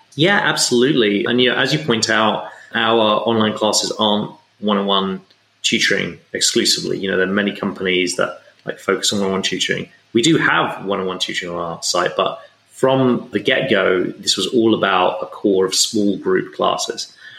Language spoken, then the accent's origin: English; England, United Kingdom; I grew up in England